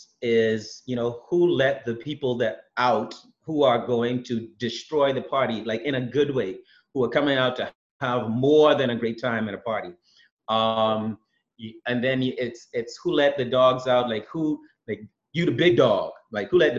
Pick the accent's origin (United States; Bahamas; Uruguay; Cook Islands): Bahamas; I'm from the Bahamas